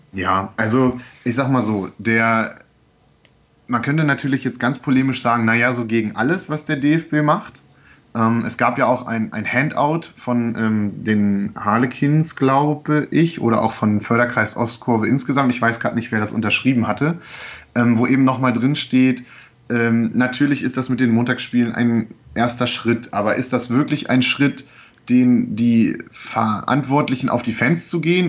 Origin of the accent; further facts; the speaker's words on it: Goslar, Lower Saxony, Germany; also born or lived in Braunschweig; now in Lüneburg, Germany; gebürtig komme ich aus Goslar, das heißt bei Braunschweig